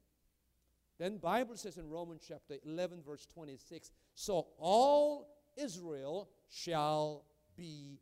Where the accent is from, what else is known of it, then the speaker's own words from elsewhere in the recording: South Korea; now in United States; I'm a Korean by birth. And I'm American by choice.